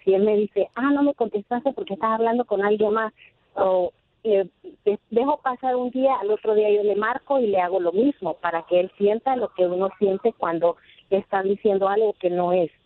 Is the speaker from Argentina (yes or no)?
no; Veracruz, Mexico; moved away; Yo soy mexicana.